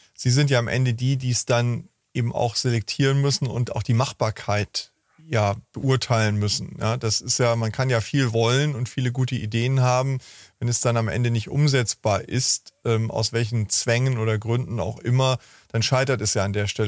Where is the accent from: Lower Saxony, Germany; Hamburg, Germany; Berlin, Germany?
Hamburg, Germany; ich komme ja aus Hamburg